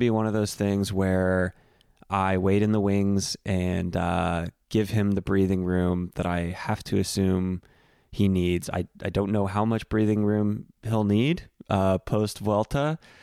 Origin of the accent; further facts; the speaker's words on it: Central Texas, United States; I grew up on Central Texas beef jerky